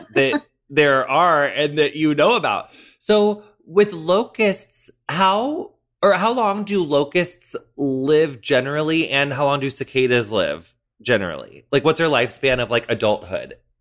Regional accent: western Illinois, United States; moved away; my hometown's kind of like right smack in the middle of illinois like north south wise but then we're on like the very western bit

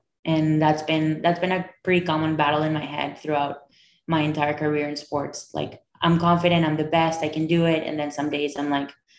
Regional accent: Caracas, Capital District, Venezuela; I grew up in Venezuela. Caracas, Venezuela, in a very traditional Jewish Hispanic family. My dad's originally from Morocco. My mom's family is from Romania.

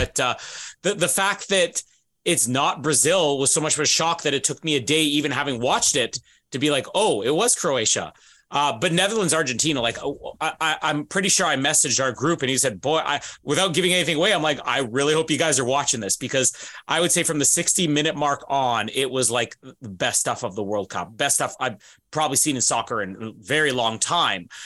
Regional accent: Canada; even as a Canadian

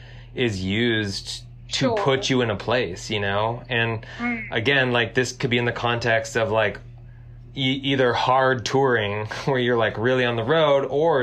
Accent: Southern California, United States; we grew up in Southern California, and there was kind of like a punk and hardcore scene with shows in basements

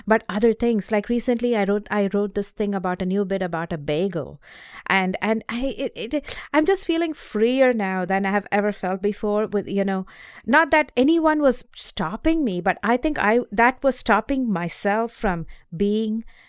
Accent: India; moved away as an adult; also born or lived in North Carolina; now in Boston, United States; I grew up in India.

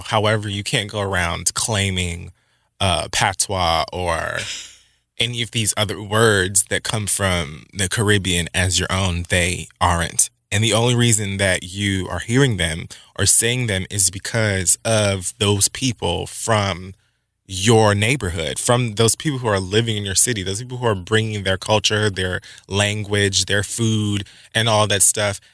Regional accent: Miami, Florida, United States; my hometown, Miami, Florida, Dade County

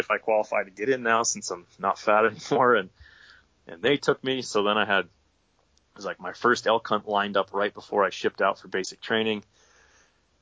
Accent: Pennsylvania, United States; moved away as an adult; now in Idaho, United States; I grew up hunting in Pennsylvania, hunting whitetail deer

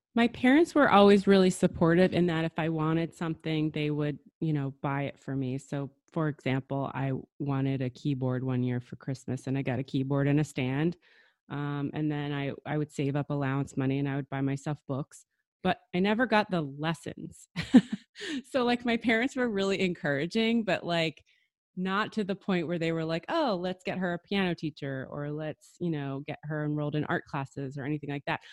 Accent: New Jersey, United States; I grew up in New Jersey

